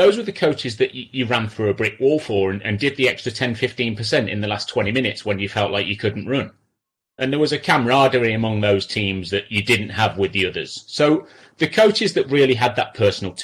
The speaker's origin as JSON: {"language": "English", "town": "Coventry", "region": "West Midlands", "country": "United Kingdom", "moved": "yes", "lives_now": "Los Angeles, United States", "said": "I'm from Coventry"}